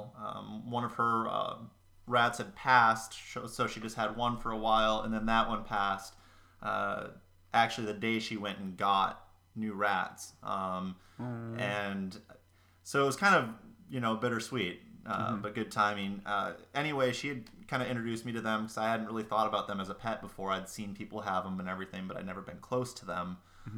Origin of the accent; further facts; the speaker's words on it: Wisconsin, United States; now in Minneapolis, United States; I'm from Wisconsin, living here in Minneapolis now.